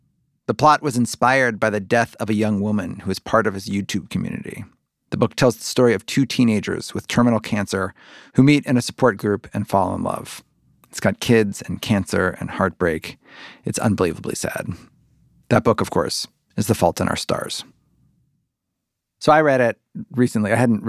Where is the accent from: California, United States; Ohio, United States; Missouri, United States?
Ohio, United States; Cincinnati; I grew up like 70 miles from Indianapolis in Cincinnati, Ohio.